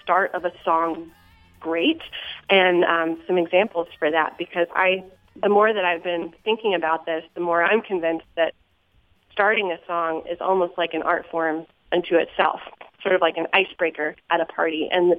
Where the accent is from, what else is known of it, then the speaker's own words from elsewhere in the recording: Glenarden, Maryland, United States; I'm from Glen Arden, Maryland.